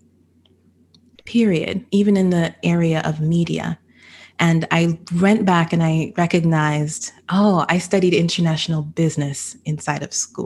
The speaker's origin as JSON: {"language": "English", "region": "Florida", "country": "United States", "tie": "born or raised there", "also_born_or_lived": "California / Jamaica", "said": "I was born in Cali. My mother moved us back to Florida because we had to be close to, you know, the family. So my family's from Jamaica"}